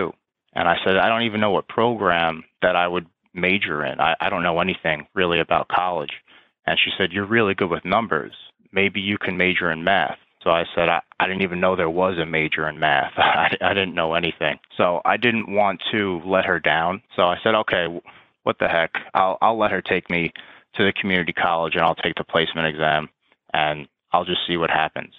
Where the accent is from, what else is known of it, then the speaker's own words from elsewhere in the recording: Long Island, New York, United States; moved away as an adult; now in Washington, D.C., United States; still fairly close to my hometown in Long Island, New York